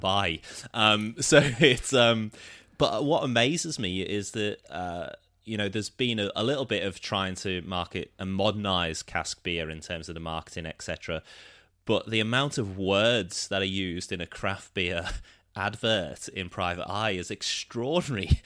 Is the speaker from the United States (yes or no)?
no; Liverpool, North West England, United Kingdom; my hometown, Liverpool